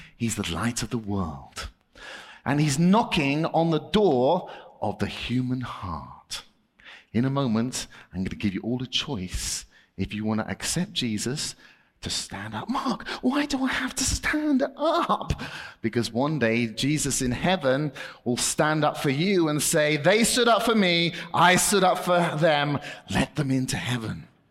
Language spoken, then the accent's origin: English; United Kingdom; I'm British